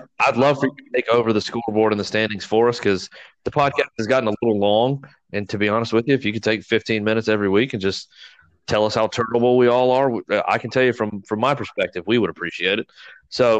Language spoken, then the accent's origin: English; Danville, Virginia, United States; moved away as an adult; now in Oak Island, United States; I moved away from the sinking ship of my hometown that is Danville, Virginia